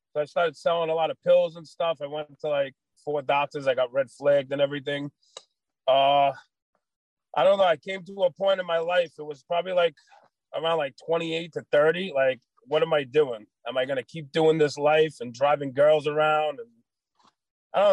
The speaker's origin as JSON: {"language": "English", "town": "New York City", "region": "New York", "country": "United States", "tie": "born or raised there", "also_born_or_lived": "Staten Island, New York", "said": "I grew up in Brooklyn, New York"}